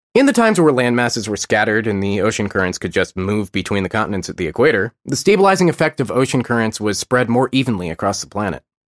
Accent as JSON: {"language": "English", "country": "United States", "said": "I'm American"}